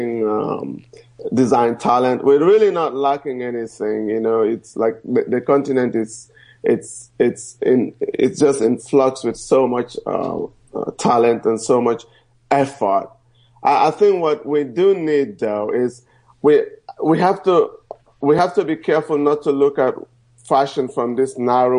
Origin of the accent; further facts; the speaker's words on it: Nigeria; moved away; also born or lived in New York; I'm Nigerian.